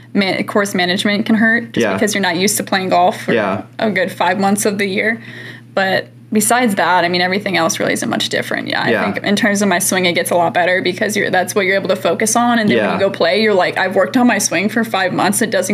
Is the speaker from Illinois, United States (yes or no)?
yes; St. Charles, Illinois, United States; I do tell people I'm from Chicago. I mean, when they last ask, like, oh, we're in Chicago, and I'm like, St. Charles, they're like, yeah, I don't know where that is.